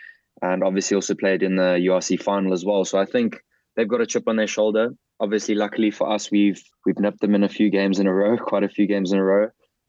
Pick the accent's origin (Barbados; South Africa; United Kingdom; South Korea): South Africa; Melkbosstrand, Western Cape; I'm from Melkbos.